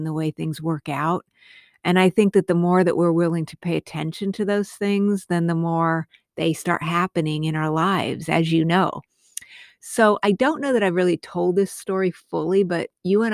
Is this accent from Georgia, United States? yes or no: no; Albuquerque, New Mexico, United States; I grew up in Albuquerque, New Mexico